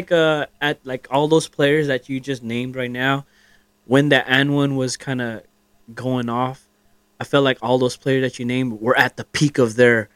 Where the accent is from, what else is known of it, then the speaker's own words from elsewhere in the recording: North Carolina, United States; North Carolina. I'm from North Carolina.